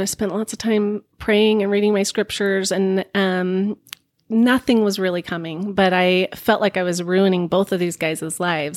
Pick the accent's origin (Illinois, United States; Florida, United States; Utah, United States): Utah, United States; Bountiful; moved away as an adult; also born or lived in Seattle; I was born and raised Mormon in Bountiful, Utah